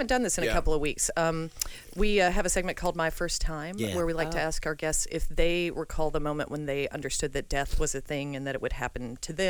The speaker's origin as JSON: {"language": "English", "region": "the South", "country": "United States", "tie": "born or raised there", "said": "I grew up very religious as a Southerner."}